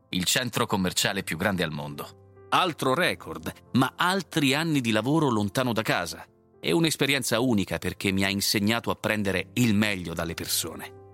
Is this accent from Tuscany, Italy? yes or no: no; Sicily, Italy; Dal 2019 sono tornato a vivere in Sicilia, con la cocciuta convinzione di fare qualcosa di buono per la mia terra.